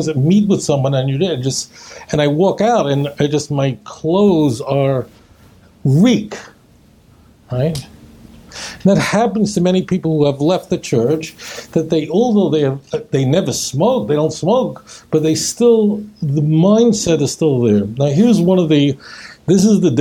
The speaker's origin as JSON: {"language": "English", "town": "New York City", "region": "New York", "country": "United States", "tie": "born or raised there", "said": "when I was a kid growing up in Brooklyn"}